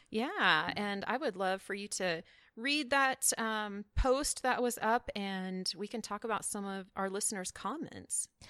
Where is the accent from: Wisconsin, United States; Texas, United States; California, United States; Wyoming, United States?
Wyoming, United States; Powell; I am from Wyoming